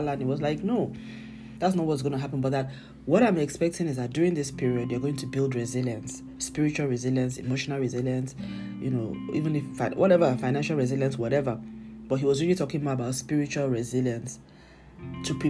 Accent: Nigeria; I'm Nigerian, I live in Nigeria

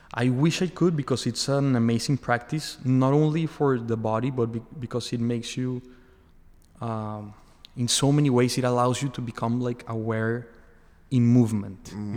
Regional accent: Mexico; moved away as an adult; also born or lived in Boston / Australia; now in Miami, United States; I'm from Mexico. I was born there and I, I lived uh, for most of my life there.

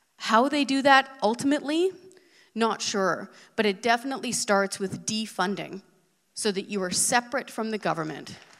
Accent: Hope, British Columbia, Canada; moved away as an adult; also born or lived in Ottawa; I was born and raised in Western Canada. I'm from Hope, BC.

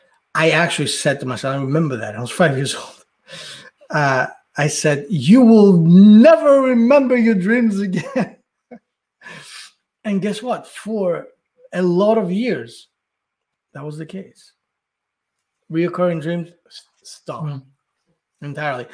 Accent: Athens, Attica, Greece; when I was living, growing up in Athens

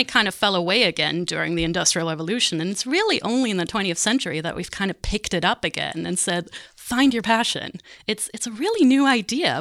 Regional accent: Germany; moved away; also born or lived in Montreal, Canada; So I'm German. I grew up in Germany.

